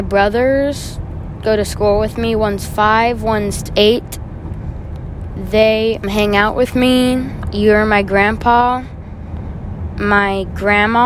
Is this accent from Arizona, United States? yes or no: yes; Arizona, United States; I was raised in Arizona. I grew up in Arizona, and it's my home state